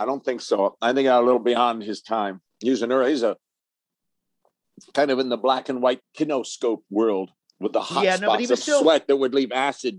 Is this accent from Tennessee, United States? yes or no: no; Forest Hills, New York, United States; also born or lived in Manhattan / Bronx / Brooklyn; Yeah, Forest Hills. I was born in Doctor's Hospital in Manhattan because that's where Mom wanted to go, and then we moved from the Bronx to Brooklyn, then to Queens.